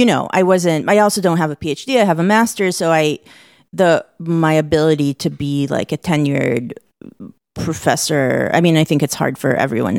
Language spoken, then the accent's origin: English; Israel; now in United States; because I'm originally from Israel, which we can talk about later